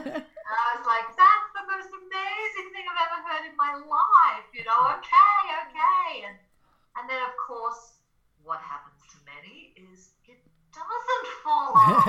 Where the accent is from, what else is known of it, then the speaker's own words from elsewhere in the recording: Australia; accent: Australian; now in Colorado, United States; I'm Australian, so that's my accent. It's a little bit less these days. I'm living in Colorado and I've been here for a long time, but I was a singer, a songwriter, performer back in the day in Australia